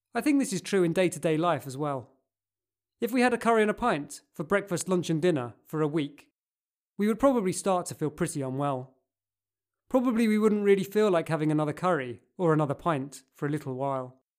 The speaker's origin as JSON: {"language": "English", "town": "Cambridge", "region": "East of England", "country": "United Kingdom", "tie": "born or raised there", "said": "growing up in Cambridge"}